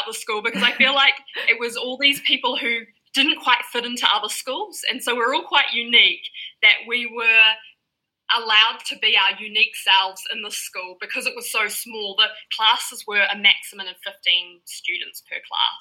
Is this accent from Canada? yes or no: no; Papakura, Auckland, New Zealand; now in Waiheke Island, New Zealand; I grew up in Papakura